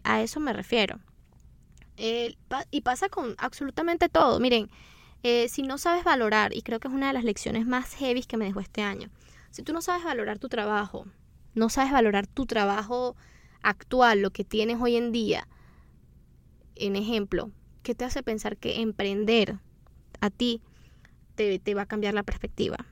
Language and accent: Spanish; Venezuela; nosotros somos de Venezuela y en Venezuela se acostumbra, eso es una tradición muy bonita que tenemos